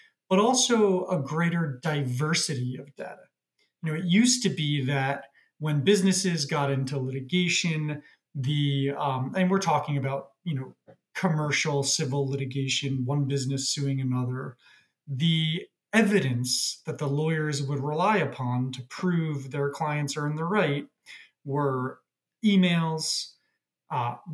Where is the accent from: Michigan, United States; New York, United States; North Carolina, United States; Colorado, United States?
New York, United States; moved away as an adult; now in Toronto, Canada; I'm from New York by background, but moved up to Toronto during COVID.